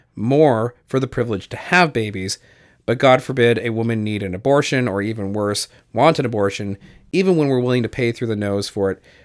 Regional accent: Canada; I am Canadian, and so my health care is covered.

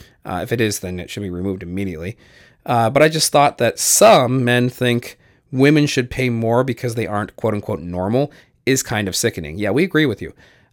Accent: Canada; I am Canadian, and so my health care is covered.

